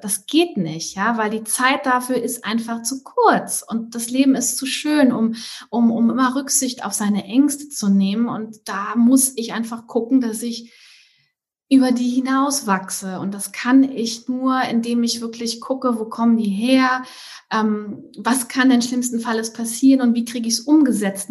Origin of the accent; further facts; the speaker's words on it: Trier, Rhineland-Palatinate, Germany; also born or lived in Hamburg / Southern France; now in France; ich komme eigentlich ähm, aus Trier, südwestlich von, von also es ist ein, ne, neben Luxemburg. Ähm, bin da nach Hamburg gezogen